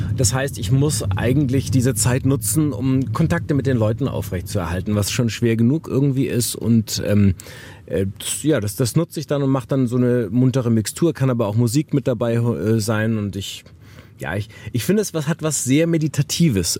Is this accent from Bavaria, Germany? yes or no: no; Wuppertal, North Rhine-Westphalia, Germany; also born or lived in Harburg, Hamburg; now in Hamburg, Germany; ich bin auch in Wuppertal groß geworden